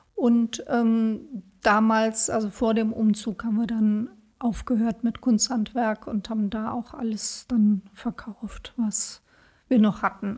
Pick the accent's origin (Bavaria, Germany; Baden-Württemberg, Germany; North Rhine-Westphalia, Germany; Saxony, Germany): North Rhine-Westphalia, Germany; Bonn; Also, ich bin nicht in Bonn geboren, aber seit der zweiten Klasse bin ich in Bonn